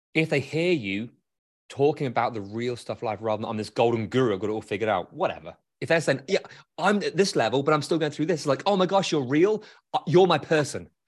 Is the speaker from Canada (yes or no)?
no; United Kingdom; now in Grand Rapids, United States; as a Brit